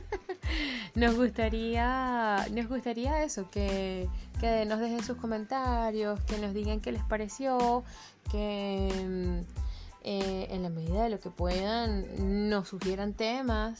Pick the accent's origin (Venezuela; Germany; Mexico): Venezuela; moved away as an adult; now in Chile; como venezolanos del mundo